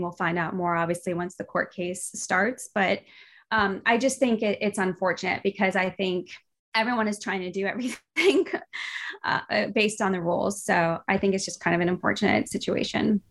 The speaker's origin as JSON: {"language": "English", "country": "United States", "said": "as an American"}